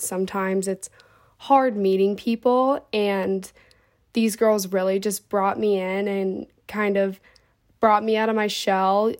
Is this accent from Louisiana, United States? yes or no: no; Cincinnati, Ohio, United States; I'm from Cincinnati, Ohio